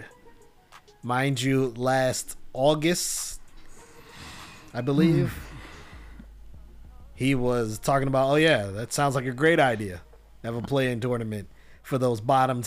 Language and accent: English; United States; I'm American